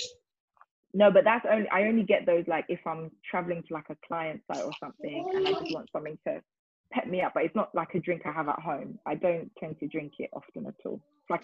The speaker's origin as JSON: {"language": "English", "region": "London", "country": "United Kingdom", "tie": "born or raised there", "said": "I am from South London. I'm born and raised South Londoner. I love South London."}